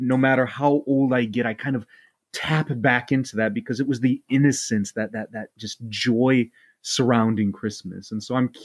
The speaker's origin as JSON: {"language": "English", "region": "Indiana", "country": "United States", "tie": "born or raised there", "also_born_or_lived": "Chicago, Illinois", "said": "I moved from Chicago to Indiana when I was about 3 or 4, somewhere in that area. And I moved into my grandparents' house"}